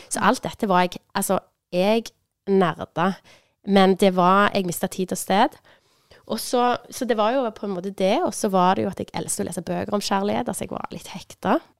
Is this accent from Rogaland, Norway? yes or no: yes; Sandnes, Rogaland, Norway; moved away; Jeg er fra Sandnes òg. Jeg har bodd lenge vekke, men nå er jeg bosatt i Sandnes.